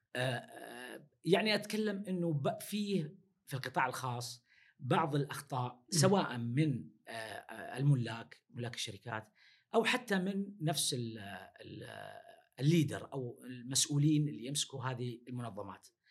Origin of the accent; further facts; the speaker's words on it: Saudi Arabia; عندنا في السعودية